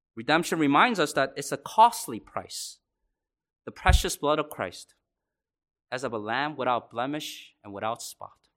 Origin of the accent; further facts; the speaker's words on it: Laurel, United States; my broken home growing up in Laurel